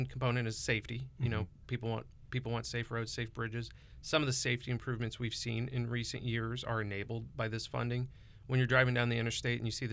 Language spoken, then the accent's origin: English; Montgomery County, Missouri, United States; I grew up in Montgomery County